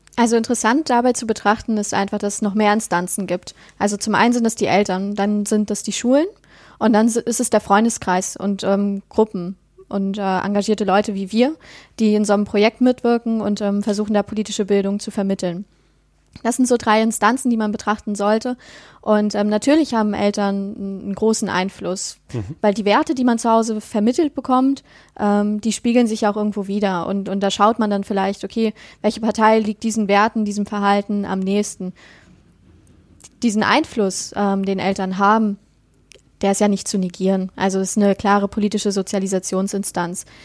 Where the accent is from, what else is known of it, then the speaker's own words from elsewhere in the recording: near Rostock, Mecklenburg-Vorpommern, Germany; now in Dresden area, Germany; ich komme aus der Nähe von Rostock. aber ich wohne aktuell in der Nähe ah, von Dresden